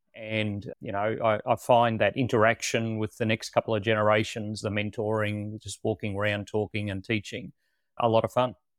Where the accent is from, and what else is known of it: Australia